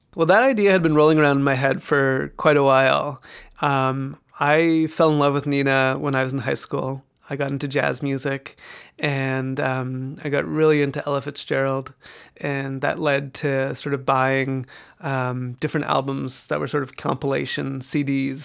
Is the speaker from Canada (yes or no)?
yes; Vancouver, British Columbia, Canada; moved away as an adult; also born or lived in Toronto; now in New York, United States; I'm a proud Canadian. I, uh, grew up in Vancouver, British Columbia.